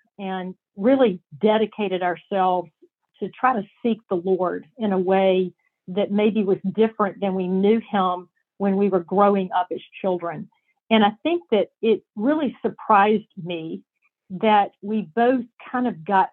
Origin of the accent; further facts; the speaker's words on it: the South, United States; I'm from the South